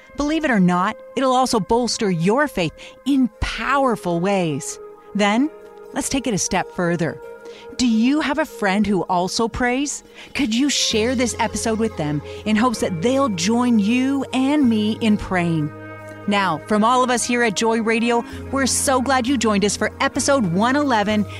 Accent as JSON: {"language": "English", "country": "Canada", "said": "we as Canadian Christians"}